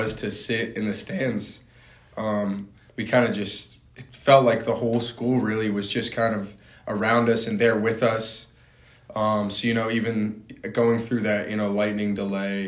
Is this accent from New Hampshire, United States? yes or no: yes; North Hampton, New Hampshire, United States; also born or lived in Massachusetts; I'm from Northampton, New Hampshire